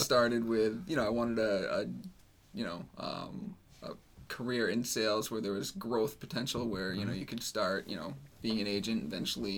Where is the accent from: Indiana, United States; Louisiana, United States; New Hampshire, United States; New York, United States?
New Hampshire, United States; I grew up in New Hampshire my whole life